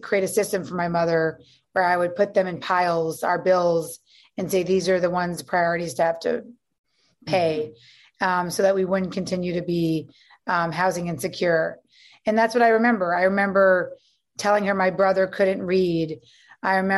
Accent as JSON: {"language": "English", "town": "New York City", "region": "New York", "country": "United States", "tie": "born or raised there", "also_born_or_lived": "Virginia", "said": "We grew up on Avenue C and 14th Street."}